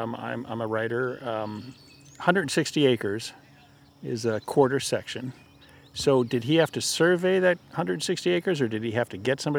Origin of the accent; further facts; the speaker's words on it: Southwest, United States; I'm from the Southwest where it's dry and arid and earth tones are everywhere